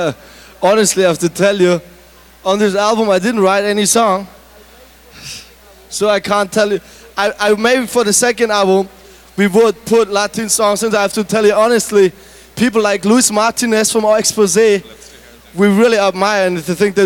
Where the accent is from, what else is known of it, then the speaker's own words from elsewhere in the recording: Germany; English is a second language; and I was looking every time for identification points because I'm from Germany.